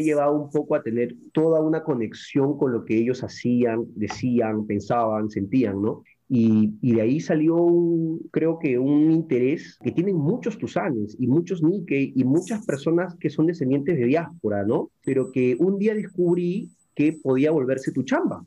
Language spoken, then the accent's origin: Spanish; Pisco, Ica, Peru; Yo soy peruano, soy pisqueño eh, de Ica